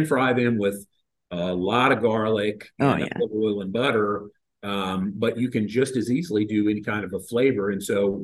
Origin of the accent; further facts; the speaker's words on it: Cincinnati, Ohio, United States; growing up in the Cincinnati area